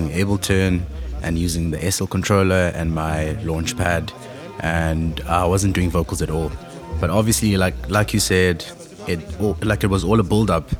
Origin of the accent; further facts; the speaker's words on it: Cape Town, Western Cape, South Africa; also born or lived in East London, Eastern Cape, South Africa; originally born in Eastern Cape in East London and bred in Cape Town